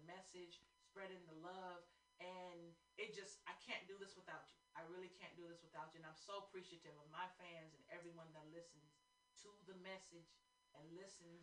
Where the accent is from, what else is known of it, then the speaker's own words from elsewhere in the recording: the Bay Area, California, United States; I'm from the Bay